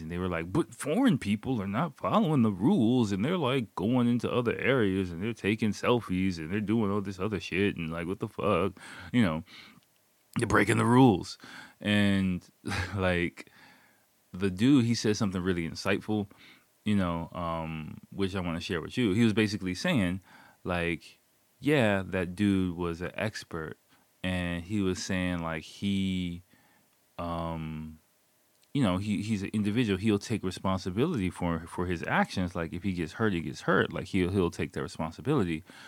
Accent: United States; now in Japan; I'm American

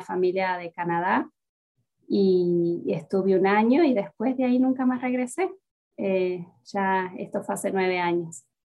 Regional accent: Salta, Argentina; moved away as an adult; also born or lived in Tucumán; now in Atlanta, United States; volví a mi ciudad natal, que es Salta, tras graduarme de la universidad

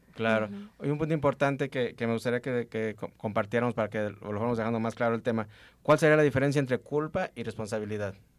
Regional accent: Mexico; aquí como mexicanos y como un país altamente religioso

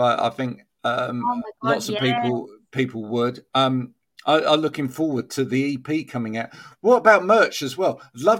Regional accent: England, United Kingdom; especially because we're very English, aren't we? So, well, you're Scottish, but we're very English, some of us

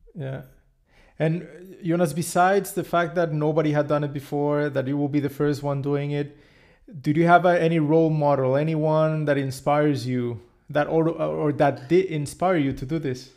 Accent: Cancun, Quintana Roo, Mexico; I come from Mexico, and particularly my hometown is Cancun

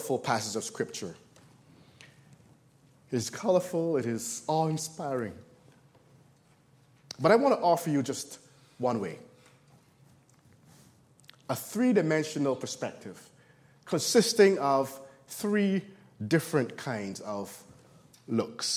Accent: Barbados; moved away; I was born in Barbados, the last of 10 kids, and really enjoyed living there

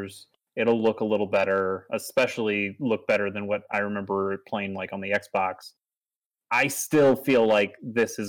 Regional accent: Missouri, United States; I'm from Missouri.

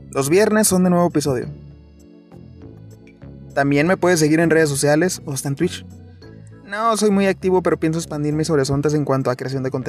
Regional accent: northern Mexico, Mexico; accent: norteño; Se transmite este programa desde la axila de México, por si notan mi acento norteño.

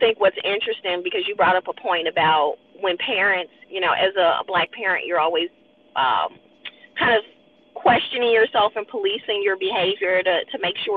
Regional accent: Chicago, Illinois, United States; moved away; we're coming from Chicago

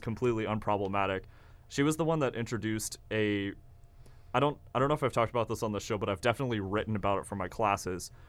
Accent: Kansas, United States; now in Oklahoma, United States; I'm from Kansas

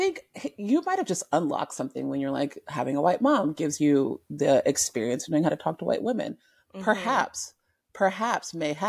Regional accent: Omaha, Nebraska, United States; also born or lived in Germany; So I was born in Omaha. Then we moved over to Germany, right?

